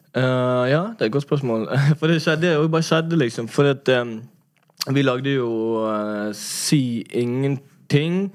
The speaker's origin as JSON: {"language": "Norwegian", "town": "Bergen", "region": "Vestland", "country": "Norway", "tie": "born or raised there", "said": "jeg er jo fra Laksevåg, men jeg gikk jo altså Laksevåg"}